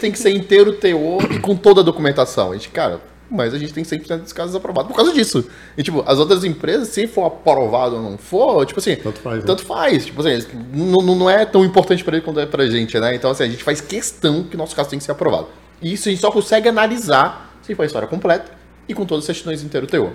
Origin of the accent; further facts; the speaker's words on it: Brasília, Federal District, Brazil; eu tô aqui em Brasília, sou nascido e moro em Brasília.